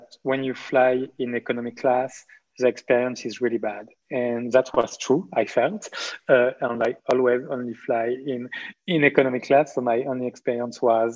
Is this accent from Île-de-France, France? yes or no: no; Marseille, Provence-Alpes-Côte d'Azur, France; I was born in Marseille in southeast of France to two French doctors